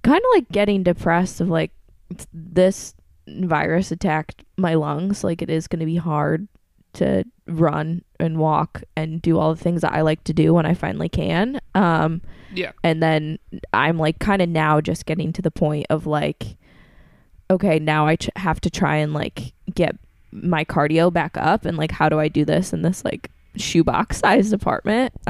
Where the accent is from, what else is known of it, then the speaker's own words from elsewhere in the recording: Norwich, New York, United States; Norwich, New York, my hometown